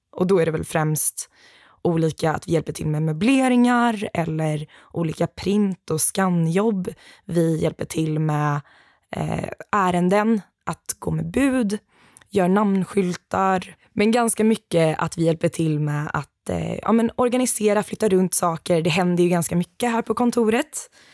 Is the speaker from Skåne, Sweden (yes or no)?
no; Gothenburg, Västra Götaland, Sweden; also born or lived in Uppsala; jag är ju ändå göteborgare